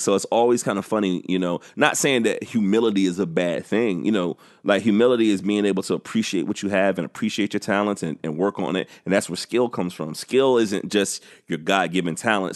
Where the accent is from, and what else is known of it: South Carolina, United States